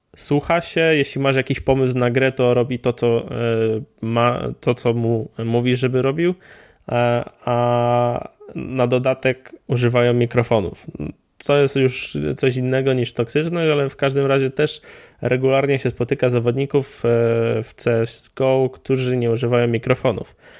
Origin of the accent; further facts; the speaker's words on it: Poland; ja tam mam wpisane, że jestem z Polski